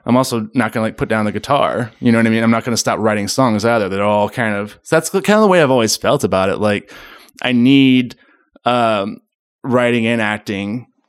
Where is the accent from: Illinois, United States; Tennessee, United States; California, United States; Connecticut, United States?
Tennessee, United States; Memphis; also born or lived in Germantown, Tennessee; I was born in Memphis, Tennessee. Born and raised.